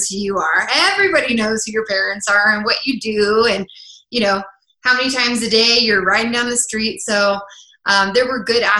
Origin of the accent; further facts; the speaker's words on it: Crested Butte, Colorado, United States; also born or lived in Los Angeles; I'm a native from Colorado. I grew up in a small town